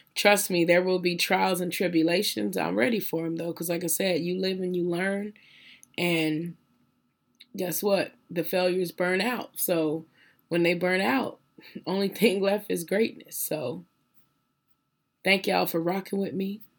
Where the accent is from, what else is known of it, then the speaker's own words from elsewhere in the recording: Phoenix, Arizona, United States; I was born and raised in South Phoenix, Arizona